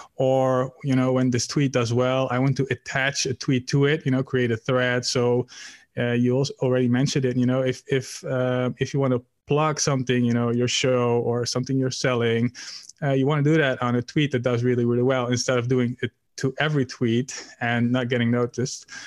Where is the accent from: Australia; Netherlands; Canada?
Netherlands; I'm from the Netherlands, Europe